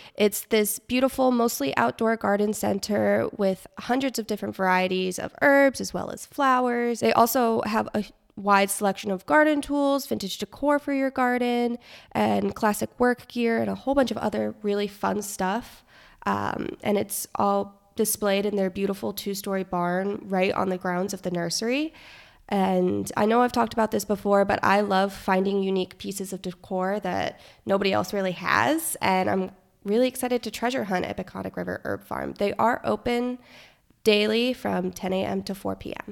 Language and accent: English; Florida, United States; moved away; I am from Florida